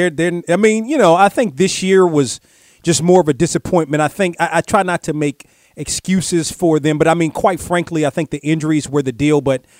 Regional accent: United States; I knew you grew up in the Washington area, as did I.

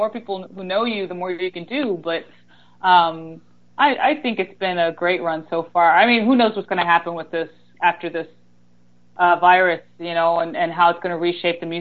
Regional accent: Greensboro, North Carolina, United States; I started out in the country. And so I moved to Greensboro when I was like 8 or 9

